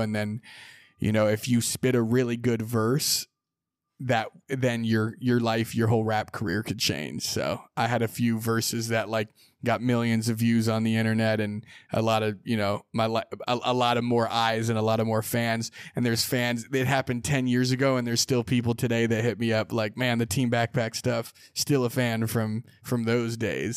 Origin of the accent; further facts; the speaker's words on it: Sonoma, California, United States; growing up in Sonoma, I played basketball a lot